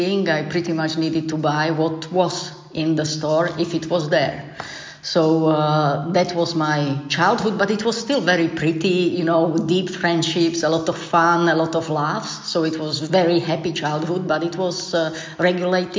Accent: Slovakia; I grew up in Slovakia, as you mentioned, in the mountainous area.

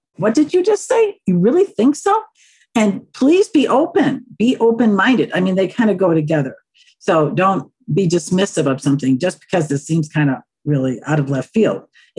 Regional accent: North Central Wisconsin, United States; When we were kids growing up in North Central Wisconsin in the 40s and 50s and 60s

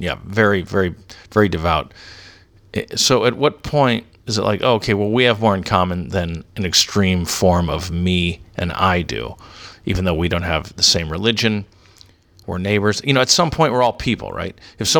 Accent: Canada; Yeah, I'm Canadian, Christian, English, liberal.

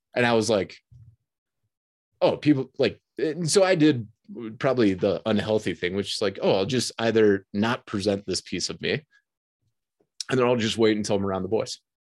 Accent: Detroit, Michigan, United States; I grew up in the Detroit

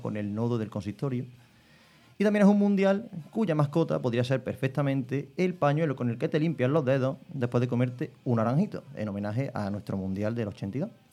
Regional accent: Spain; soy español

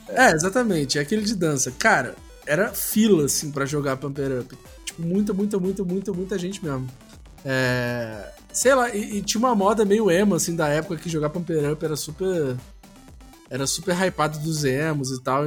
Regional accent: Brazil; nós como brasileiros

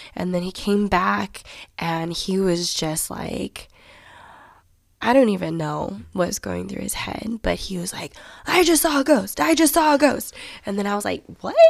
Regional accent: Johns Creek, Georgia, United States; also born or lived in Alpharetta, Georgia; I grew up in Johns Creek, Georgia

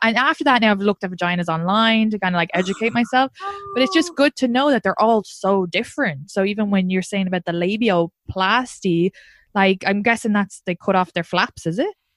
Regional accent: Ireland; now in New York, United States; I'm from Ireland

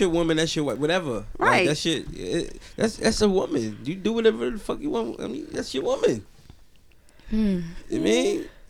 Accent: New Jersey, United States; I'm from Jersey at the end of the day. I grew up here.

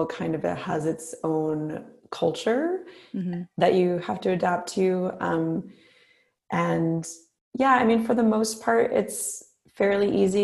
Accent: East Coast, United States; moved away as an adult; also born or lived in California / New Orleans; now in Bay Area, United States; I'm from the East Coast originally, but I've been out in the Bay Area, I guess since 2006

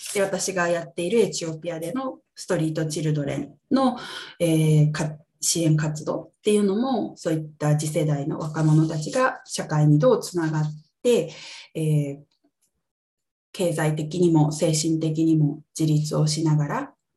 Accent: Ibaraki, Japan; 私は茨城県、関東の茨城県出身なんですけど

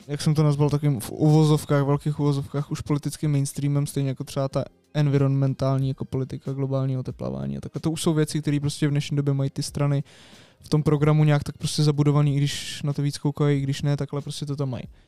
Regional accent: Prague, Czechia; jsme z Prahy

